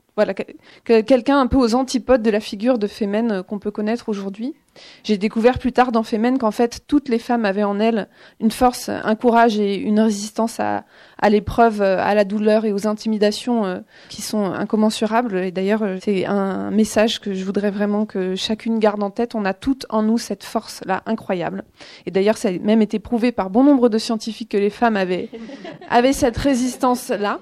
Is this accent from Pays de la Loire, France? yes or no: yes; Vendée, Pays de la Loire, France; j'ai grandi en, en Vendée